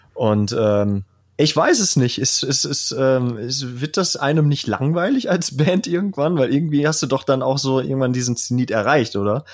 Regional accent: Kevelaer, North Rhine-Westphalia, Germany; ich komme ja aus Kevela, das ist ja ein höchst katholischer Ort, wo äh, es die berühmte Motorradwallfahrt gibt

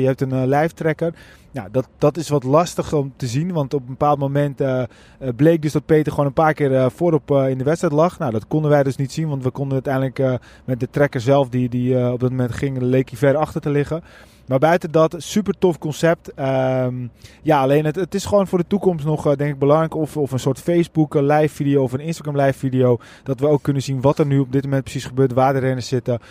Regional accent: Netherlands

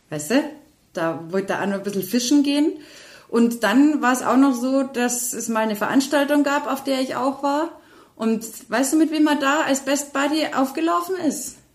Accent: Austria; Ich bin ein Österreicher und ich bin stolz drauf.

